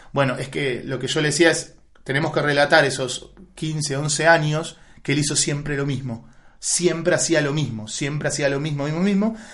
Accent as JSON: {"language": "Spanish", "town": "Asunción", "country": "Paraguay", "tie": "born or raised there", "moved": "yes", "lives_now": "Argentina", "said": "mis papás son argentinos, pero mi papá trabajó muchos años en Paraguay y yo nací en Asunción de Paraguay."}